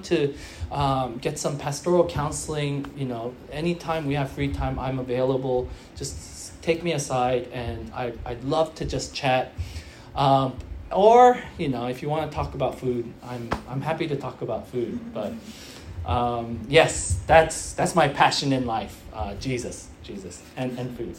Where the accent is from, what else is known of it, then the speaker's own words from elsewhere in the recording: United States; now in Sydney, Australia; I'm from the U.S.